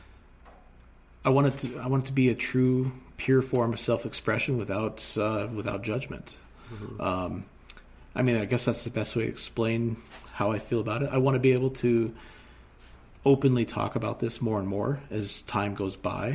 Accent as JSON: {"language": "English", "town": "Seattle", "region": "Washington", "country": "United States", "tie": "born or raised there", "moved": "yes", "lives_now": "Montana, United States", "said": "my hometown. Mm. I lived in the foothills of Seattle"}